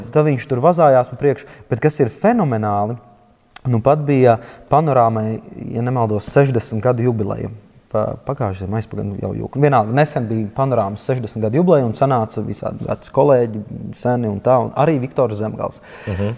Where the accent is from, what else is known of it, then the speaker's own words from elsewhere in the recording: Latvia; es piedzimu Latvijā